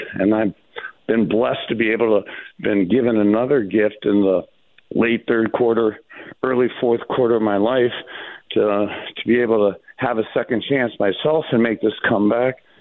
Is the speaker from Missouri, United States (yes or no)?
no; Cleveland Heights, Ohio, United States; I'm literally from Cleveland Heights. We're only 15 minutes away